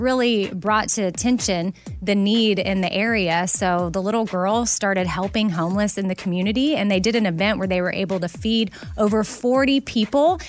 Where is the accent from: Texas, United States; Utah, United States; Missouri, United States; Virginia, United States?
Texas, United States; Austin; I was born and raised in Austin